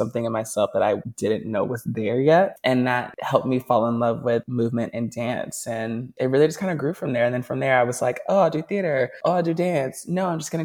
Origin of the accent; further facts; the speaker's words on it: Nashville, Tennessee, United States; now in New York, United States; I am from Nashville. That's how I know Honor. We went to school together. We grew up together